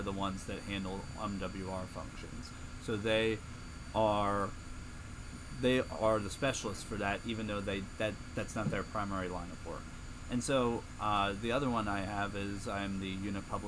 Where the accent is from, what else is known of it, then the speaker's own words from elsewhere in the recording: Springfield, Virginia, United States; moved away as an adult; I'm from Northern Virginia, Springfield, Virginia, specifically about 15 minutes outside of Washington, D.C., so I grew up a Washington, D.C. sports fan.